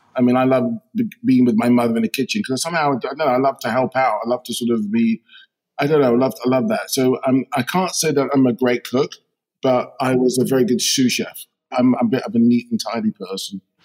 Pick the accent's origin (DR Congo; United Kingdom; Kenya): United Kingdom; London; I grew up in uh, firstly Shepherd's Bush, uh, West London